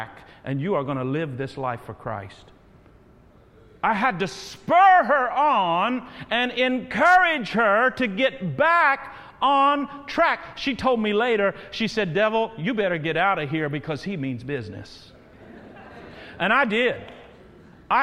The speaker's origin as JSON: {"language": "English", "town": "Terre Haute", "region": "Indiana", "country": "United States", "tie": "born or raised there", "said": "Terre Haute. Got to give my shout out to my hometown"}